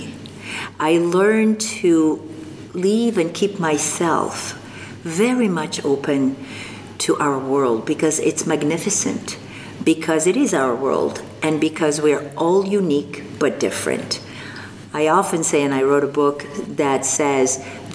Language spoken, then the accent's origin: English; Algeria; first language French; English is a second language; moved away as an adult; also born or lived in Morocco; now in Canada; I was born in North Africa, in Morocco, and I grew up in Algeria